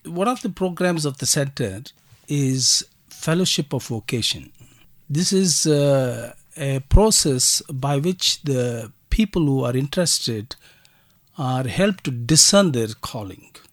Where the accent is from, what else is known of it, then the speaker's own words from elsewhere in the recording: Kolar Gold Fields, Karnataka, India; also born or lived in Bangalore, India; I was born and brought up in uh, Kolar Gold Fields